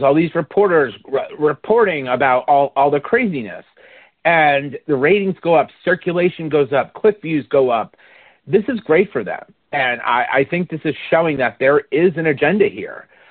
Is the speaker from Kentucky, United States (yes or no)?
no; West Palm Beach, Florida, United States; I grew up in South Florida